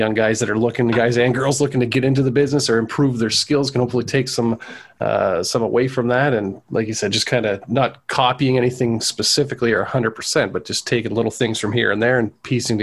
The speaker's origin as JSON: {"language": "English", "country": "Canada", "said": "us being Canadian boys"}